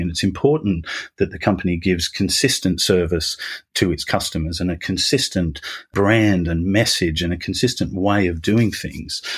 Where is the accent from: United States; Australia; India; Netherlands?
Australia; accent: Australian; moved away as an adult; now in United Kingdom; I'm Australian originally, so the, the beginning of my career was down there